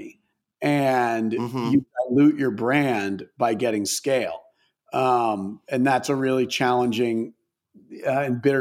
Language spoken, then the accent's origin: English; Maine, United States; I grew up in Maine, and like pretty rural suburb, if you could even call it that in Maine